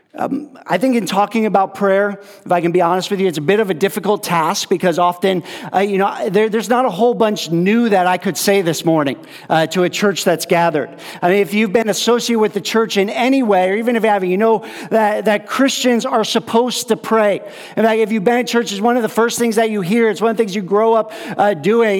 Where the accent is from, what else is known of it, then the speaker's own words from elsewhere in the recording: upstate New York, United States; moved away as an adult; also born or lived in California / Mexico; I grew up in New York, so um, in upstate New York